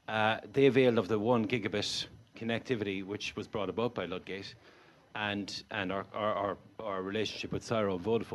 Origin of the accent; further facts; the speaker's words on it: Cork, Munster, Ireland; moved away as an adult; now in Baltimore, Ireland; I'm from Cork City. I'm from Bishopstown.